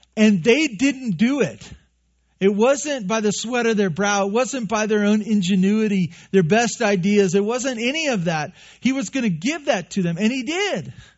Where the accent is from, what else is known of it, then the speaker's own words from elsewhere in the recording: Santa Barbara, California, United States; moved away; I grew up in Santa Barbara on the, the bad side of the freeway